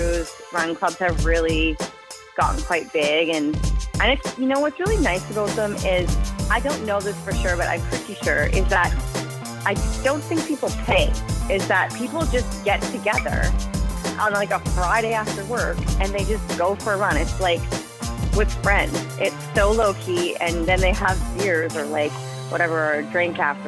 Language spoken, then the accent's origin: English; Surrey, British Columbia, Canada; also born or lived in Port Moody / North Vancouver; I grew up in Surrey, which is a suburb of Vancouver.